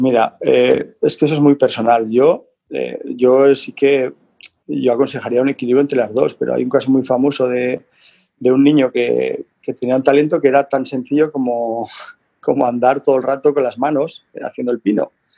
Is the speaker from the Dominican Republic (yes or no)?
no; the Pyrenees, Spain; yo soy del Pirineo